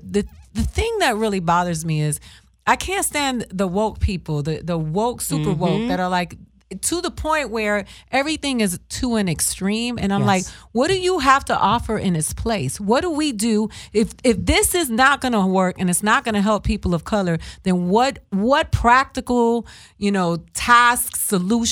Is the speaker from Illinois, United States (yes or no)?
no; Florida, United States; English is a second language; I'm from Florida